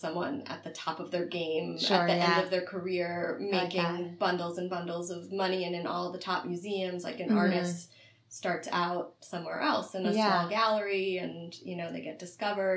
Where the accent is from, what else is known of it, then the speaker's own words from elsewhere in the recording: Philadelphia, Pennsylvania, United States; now in San Francisco, United States; So I grew up in Chestnut Hill, which is in Philadelphia